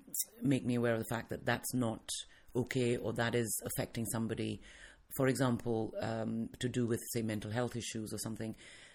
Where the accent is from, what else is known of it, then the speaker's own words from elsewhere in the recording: England, United Kingdom; also born or lived in India; Because I grew up in England as a child and then I went back to India with my mother once my parents got divorced. So I spent a lot of my childhood there and then I came back to the UK when I was older.